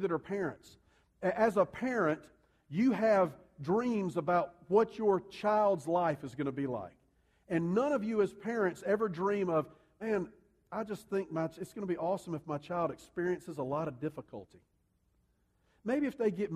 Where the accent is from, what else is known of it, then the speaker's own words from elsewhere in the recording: United States; we see things as American human beings